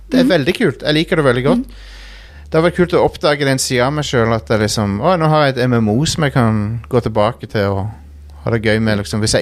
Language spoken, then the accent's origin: Norwegian; Trondheim, Trøndelag, Norway; jeg er jo fra Trondheim, da.